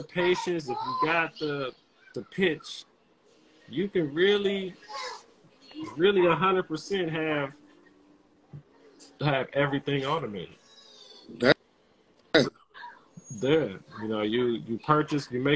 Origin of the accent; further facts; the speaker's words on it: Washington, District of Columbia, United States; Born and raised in the South. Elementary school, middle school, high school in the South.